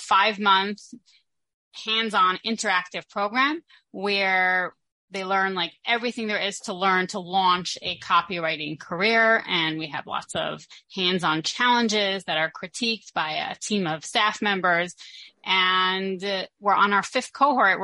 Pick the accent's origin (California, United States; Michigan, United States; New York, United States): New York, United States; Brooklyn; moved away as an adult; now in Israel; I grew up in a very boring place called Brooklyn, New York